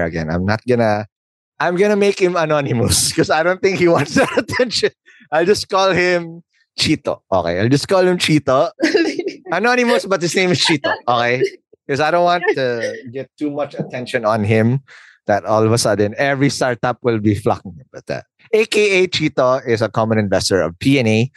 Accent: Philippines; I'm a Filipino.

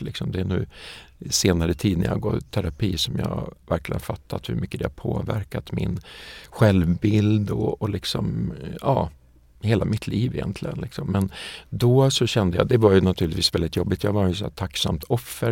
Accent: Västerås, Västmanland, Sweden; Alltså jag kommer från Västerås och en liten villastad utanför, eller villaby eller vad man ska säga, utanför Västerås som heter Hökåsen

